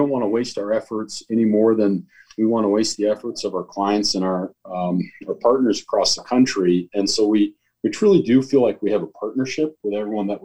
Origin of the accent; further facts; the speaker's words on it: Holland, Michigan, United States; I grew up in Holland, Michigan